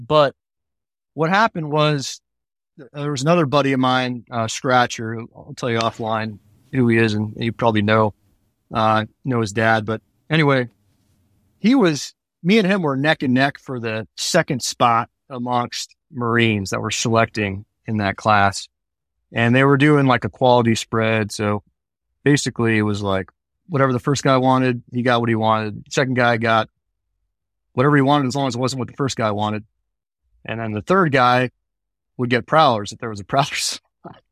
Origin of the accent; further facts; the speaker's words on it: Bay Area, California, United States; I grew up in the Bay Area